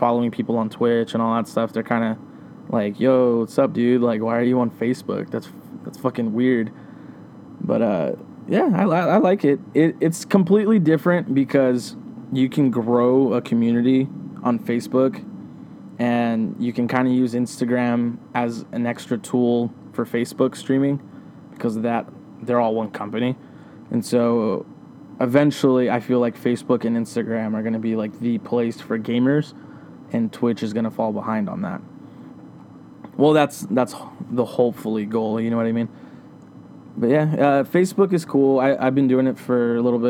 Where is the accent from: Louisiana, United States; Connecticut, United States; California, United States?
California, United States; Riverside; now in Yucaipa, United States; I'm from Riverside, California. I was born and raised there my whole life.